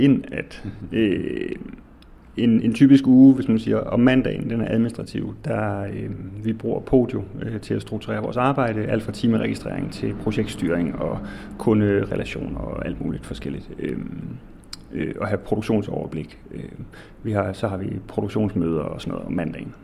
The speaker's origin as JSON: {"language": "Danish", "town": "Odense", "region": "Southern Denmark", "country": "Denmark", "moved": "yes", "said": "har altid dyrket tomater med min familie derhjemme i Odense, hvor jeg kommer fra"}